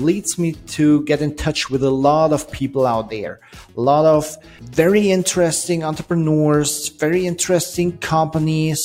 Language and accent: English; Germany; I'm an entrepreneur from Germany